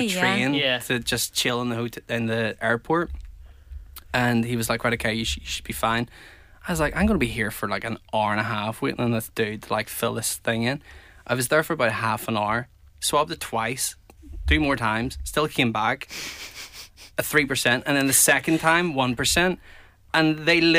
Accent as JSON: {"language": "English", "town": "Belfast", "region": "Northern Ireland", "country": "United Kingdom"}